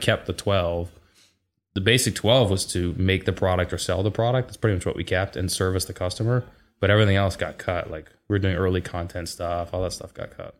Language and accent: English; Seattle, Washington, United States; born and raised in Seattle.